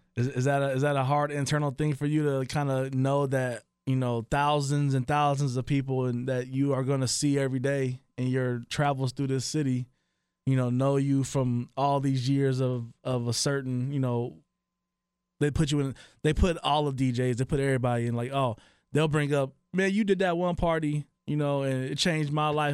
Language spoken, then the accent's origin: English; Dayton, Ohio, United States; I'm from Dayton, Ohio